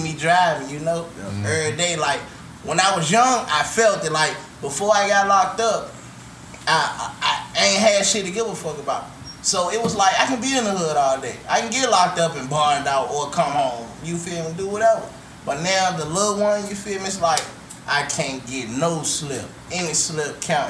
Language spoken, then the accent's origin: English; Richmond, Virginia, United States; I grew up from the bottom. I'm from Richmond, Virginia.